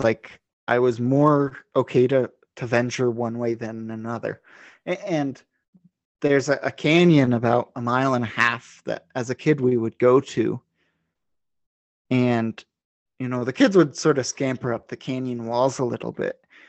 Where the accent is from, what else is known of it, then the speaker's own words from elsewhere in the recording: New Mexico, United States; where I grew up in New Mexico, actually where I am now